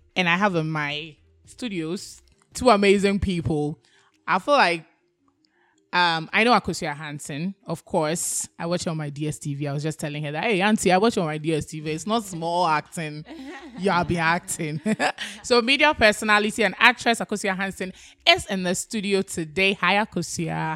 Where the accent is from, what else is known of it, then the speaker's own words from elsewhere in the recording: Ghana; the tribe I come from makes me a Ghanaian